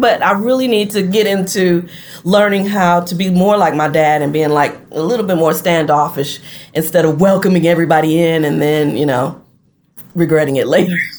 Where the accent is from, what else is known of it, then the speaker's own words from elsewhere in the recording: Flint, Michigan, United States; moved away as an adult; also born or lived in Detroit, Michigan; now in Gulfport, United States; my mom and I relocated to Detroit from Flint mm-hmm. in 1990